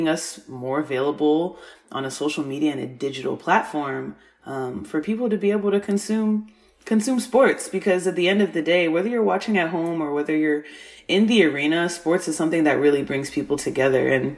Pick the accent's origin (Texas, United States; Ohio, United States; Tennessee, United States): Texas, United States; Right now I am in Texas, my home state.